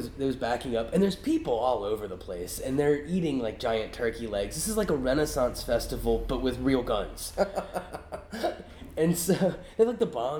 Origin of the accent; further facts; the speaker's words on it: United States; I'm from the United States